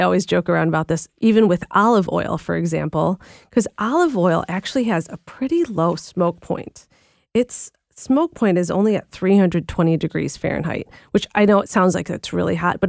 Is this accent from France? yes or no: no; Philippines; And I think most people know at this point that I'm Filipino, so I'm Asian